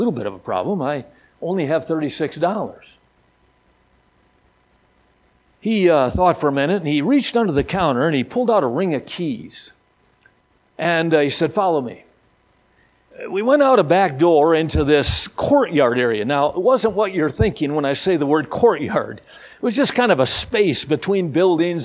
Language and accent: English; Midwest, United States; I'm from the Midwest